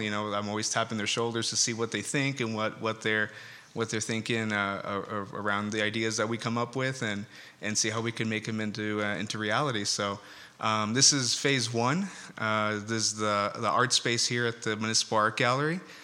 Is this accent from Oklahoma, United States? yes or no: no; Escondido, California, United States; we're from Escondido